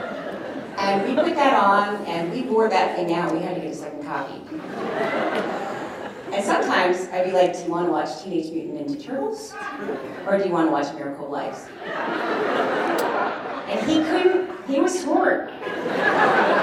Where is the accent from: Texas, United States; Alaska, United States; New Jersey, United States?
Alaska, United States; Anchorage; I was raised here in Anchorage